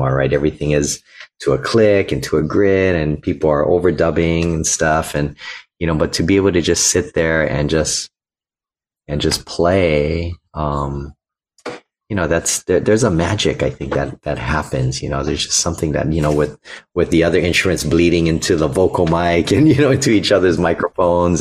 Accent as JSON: {"language": "English", "town": "Honolulu", "region": "Hawaii", "country": "United States", "tie": "born or raised there", "said": "I'm an ukulele player born and raised in Honolulu, Hawaii"}